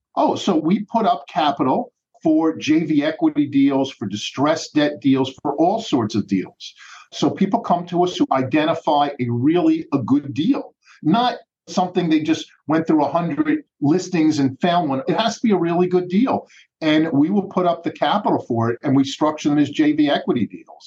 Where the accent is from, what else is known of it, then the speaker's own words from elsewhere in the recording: Philadelphia, Pennsylvania, United States; I grew up in the Philadelphia school system